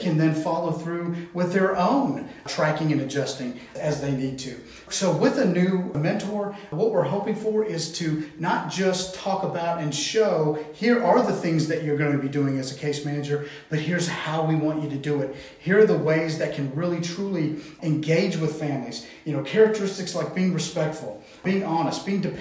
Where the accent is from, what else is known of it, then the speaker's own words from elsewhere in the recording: Tennessee, United States; we are from Tennessee.